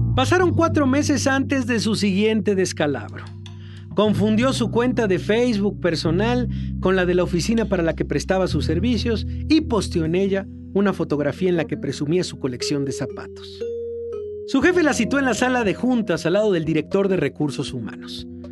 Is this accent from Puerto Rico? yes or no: no; Mexico